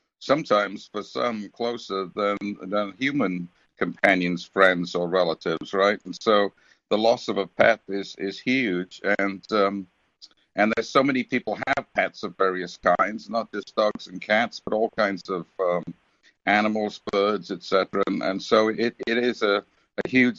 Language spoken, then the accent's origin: English; United Kingdom; I grew up in Britain back in the 50s and 60s